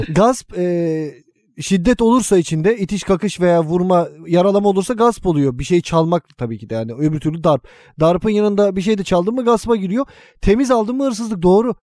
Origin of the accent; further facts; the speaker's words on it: Istanbul, Turkey; Biz daha doğma büyüme Kadıköylüyüz, İstanbulluyuz, Bayrampaşalıyız